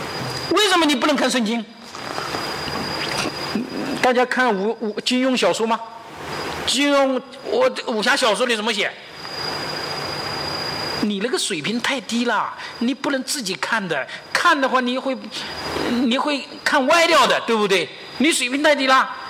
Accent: China; 我们要做个合格的接班人，对不对？哎，对呀，要做，这是我们中国人的使命。

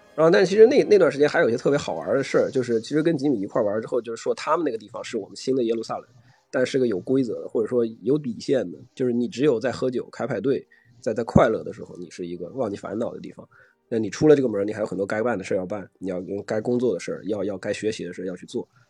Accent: China; moved away as an adult; also born or lived in Nebraska, United States; 这个课只有我一个中国人

